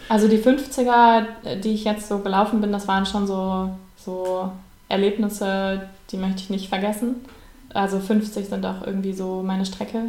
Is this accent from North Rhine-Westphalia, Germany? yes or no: yes; Bonn, North Rhine-Westphalia, Germany; in Bonn, in meiner Heimatstadt